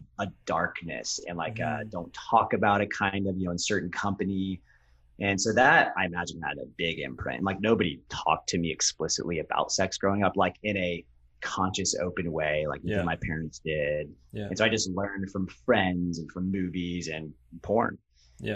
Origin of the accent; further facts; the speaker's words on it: Ohio, United States; also born or lived in Orange County, California; I grew up half in Southern California and half Ohio.